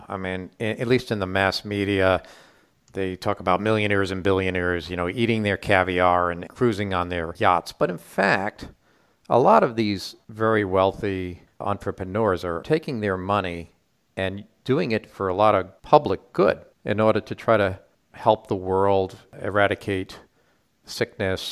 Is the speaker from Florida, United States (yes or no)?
no; Rhode Island, United States; I grew up in Rhode Island